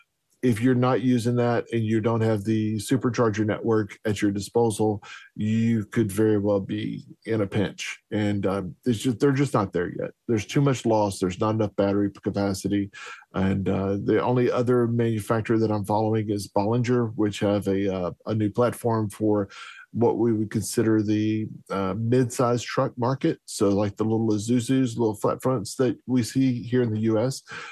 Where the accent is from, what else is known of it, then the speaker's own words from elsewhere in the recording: Texas, United States; Being a Texan and in Southeast Texas, where oil is king